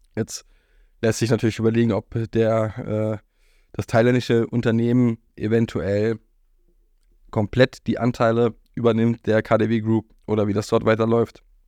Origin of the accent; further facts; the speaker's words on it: Berlin, Germany; Berlin, wo ich aufgewachsen bin